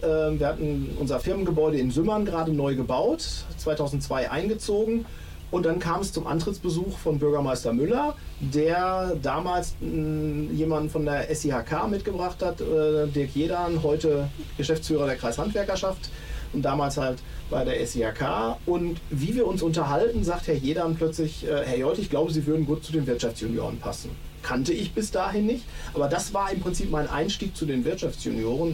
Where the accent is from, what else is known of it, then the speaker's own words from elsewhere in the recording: Hohenlimburg, North Rhine-Westphalia, Germany; also born or lived in Letmathe; tatsächlich in Hohenlimburg aufgewachsen und meine Eltern lebten in Hohenlimburg